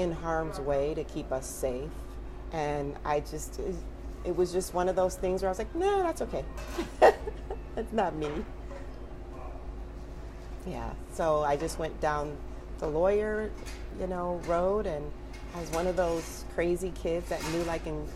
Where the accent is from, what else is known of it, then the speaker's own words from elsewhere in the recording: Detroit, Michigan, United States; I was born and raised in Detroit, Michigan.